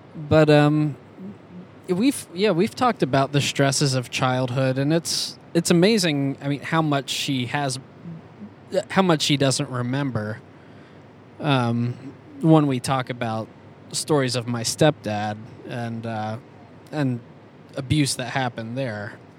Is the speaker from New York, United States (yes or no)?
yes; Schenectady, New York, United States; I was born in Schenectady, New York, in okay. 1985